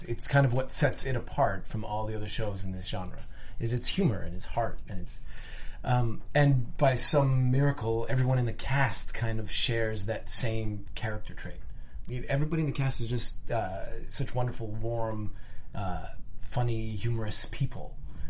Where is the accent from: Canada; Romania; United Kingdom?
Canada; Montreal, Quebec; also born or lived in Los Angeles; now in Vancouver, Canada; I'm from Montreal originally.